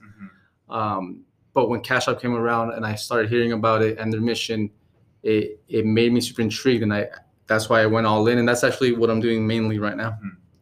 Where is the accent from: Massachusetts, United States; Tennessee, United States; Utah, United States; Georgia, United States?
Utah, United States; also born or lived in California; i uh, was born in california but raised in utah so i'm more of a utah kid